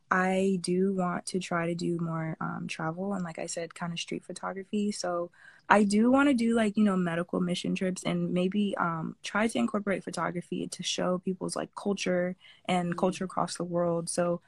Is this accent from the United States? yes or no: yes; Fort Lauderdale, Florida, United States; So I was born in Florida, and I've been in Florida ever since, specifically from Fort Lauderdale, Florida.